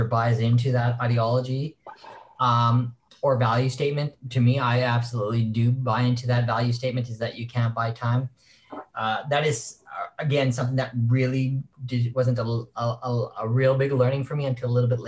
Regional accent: Saskatchewan, Canada; moved away as an adult; also born or lived in San Francisco; I'm originally born and raised in Saskatchewan

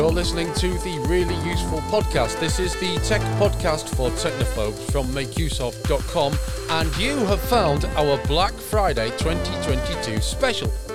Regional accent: Yorkshire and the Humber, United Kingdom; I'm from Yorkshire

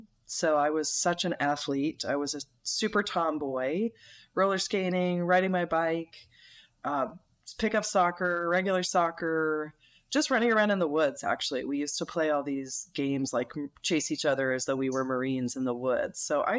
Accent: Northeast, United States; And I enjoyed growing up in the Northeast. When I left the Northeast, I thought, well, now I'm going to really discover what America's like.

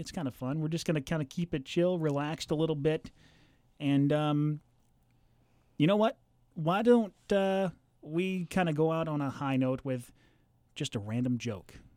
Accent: Southern California, United States; moved away as an adult; also born or lived in Colorado; now in Central Illinois, United States; I grew up in Southern California

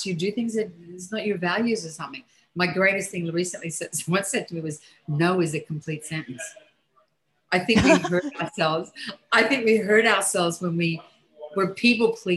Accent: Australia; moved away as an adult; now in New York, United States; growing up in Australia when I was young

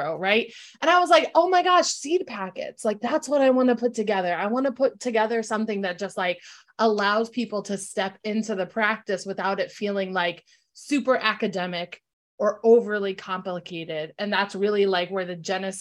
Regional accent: Bristol, Connecticut, United States; also born or lived in New Britain, Connecticut; I grew up in Bristol, Connecticut with, I'm the child of an interracial marriage

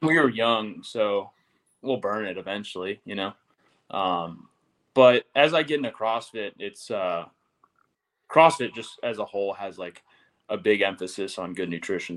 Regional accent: Tennessee, United States; moved away; I'm from Tennessee

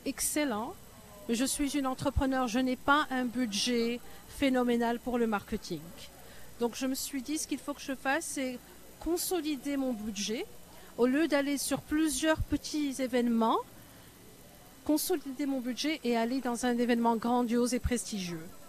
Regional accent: Morocco; moved away as an adult; also born or lived in United States / Paris, France / Canada; now in Toronto, Canada; je suis marocaine, j'ai grandi au Maroc, mais j'ai fait mes études aux États-Unis

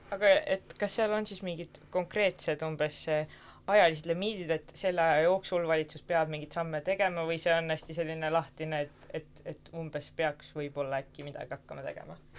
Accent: Pärnu, Pärnu County, Estonia; kindlasti olen ma esirinnas pärnakas, ehk siis olen Pärnust pärit

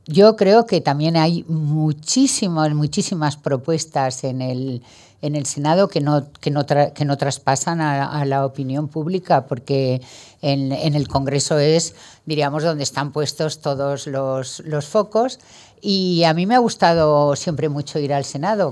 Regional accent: Valencian Community, Spain; also born or lived in Madrid; soy valenciana. Me encanta estar en Madrid también, pero, pero sí, ahí es mi, es mi tierra

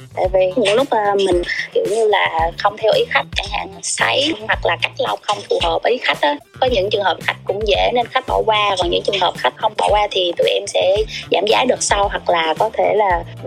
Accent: Bình Định, Vietnam; quê của em là ở Bình Định

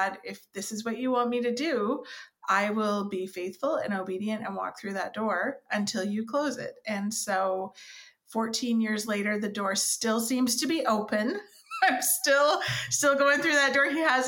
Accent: Vancouver Island, British Columbia, Canada; moved away as an adult; now in Elmira, Canada; I actually was born and raised on Vancouver Island

